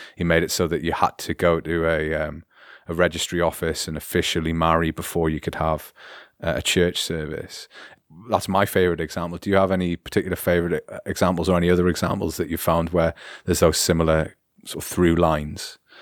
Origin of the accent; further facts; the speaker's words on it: United Kingdom; now in Germany; as a British person reading history